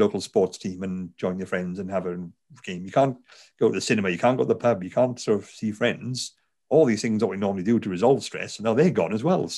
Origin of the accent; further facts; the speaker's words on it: Garw Valley, South Wales, United Kingdom; accent: Welsh; I'm, as you tell from the accent, I'm a Welsh person. I'm from South Wales. I grew up in the Garo Valley.